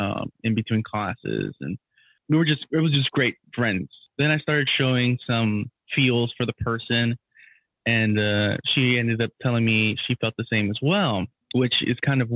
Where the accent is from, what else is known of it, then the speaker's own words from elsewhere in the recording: Houston, Texas, United States; I'm from Houston